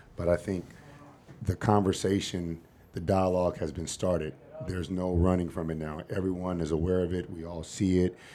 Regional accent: Los Angeles, California, United States; moved away as an adult; also born or lived in Seattle, Washington; now in Phoenix, United States; growing up in South Central L

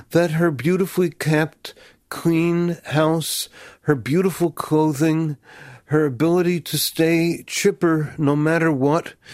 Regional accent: United States; when they heard I was from America

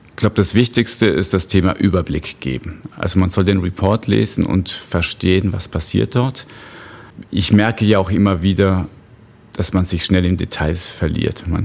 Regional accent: Mexico; German is a second language; also born or lived in Bavaria, Germany; ich sage immer, ich bin ein Austro-Mexikaner. Heißt, ich bin eigentlich in Mexiko geboren, dort noch zur Schule gegangen, aber ursprünglich, also vom Pass her Österreicher.

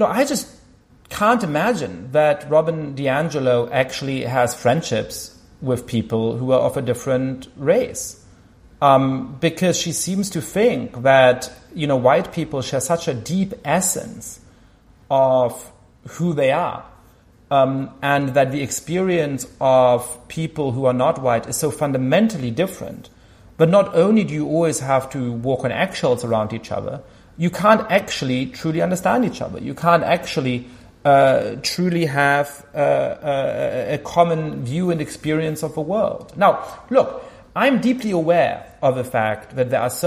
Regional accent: Germany; moved away; I grew up Jewish in Germany

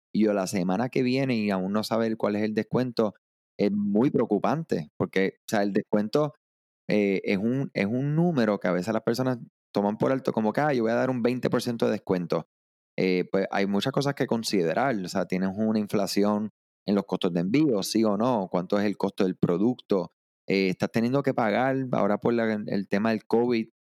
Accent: Puerto Rico; yo soy de Puerto Rico

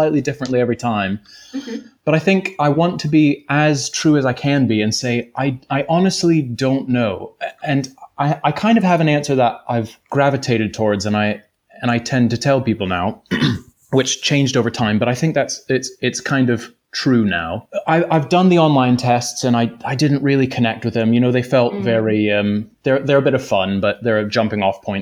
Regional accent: North Carolina, United States; moved away as an adult; I'm from North Carolina originally, over in the States

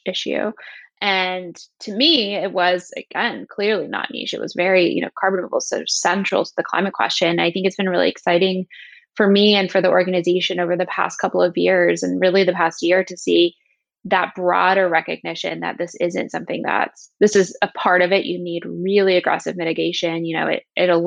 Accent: Southern West Virginia, United States; moved away as an adult; now in Washington, D.C., United States; I'm from Southern West Virginia, little town called Canova, outside of a town called Canova

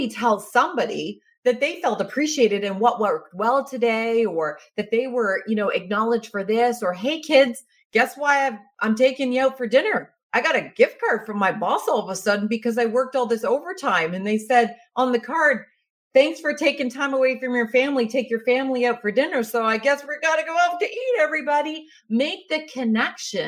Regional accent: Canada; being Canadian, we're humble people

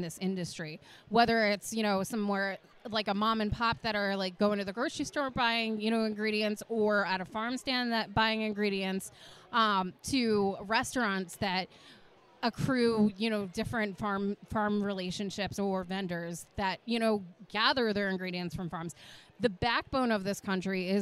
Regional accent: New England, United States; I'm from New England, so I always say aunt

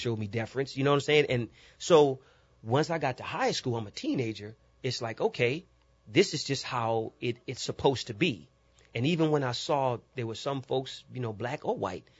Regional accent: New Orleans, Louisiana, United States; Growing up in New Orleans was rich

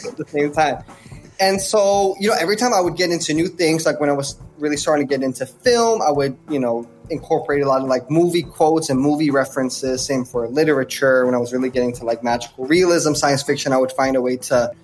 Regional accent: Netherlands; I grew up in the Netherlands

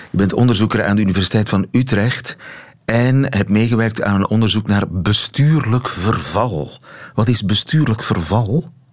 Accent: Flanders, Belgium; bij ons in Vlaanderen

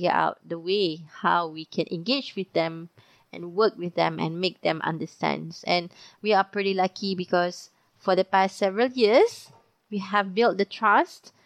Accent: Malaysia; Being a Malaysian

